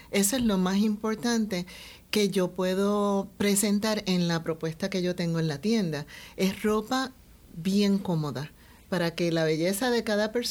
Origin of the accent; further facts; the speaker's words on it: Puerto Rico; yo soy de Puerto Rico, nacida y criada aquí en Puerto Rico, y siempre con el gran deseo de ser de gran contribución a nuestro país.